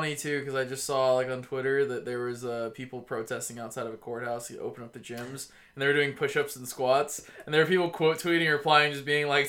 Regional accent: Tennessee, United States; also born or lived in Georgia; A good part of me comes from being growing up in the Tennessee.

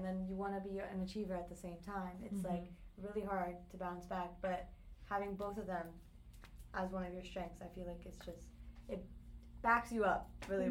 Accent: Delaware, United States; I'm also part of the Leadership Ladies, and I'm from Delaware

